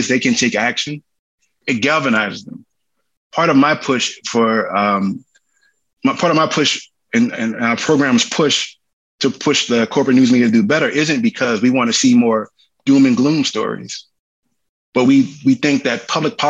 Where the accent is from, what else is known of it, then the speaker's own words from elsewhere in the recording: Cancer Alley, Louisiana, United States; from Louisiana, I'm from Cancer Alley